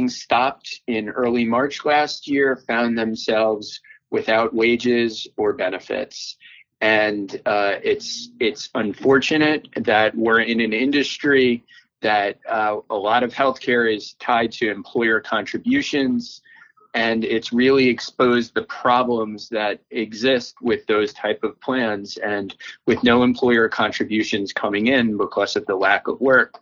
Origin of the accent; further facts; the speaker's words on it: New York City, New York, United States; I grew up in New York